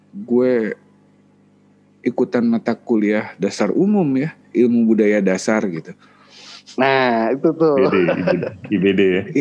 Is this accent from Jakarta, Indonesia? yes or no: no; West Java, Indonesia; mungkin kalau kebetulan gue orang Sunda, orang Sunda bukan suku Sunda ya, orang Sunda.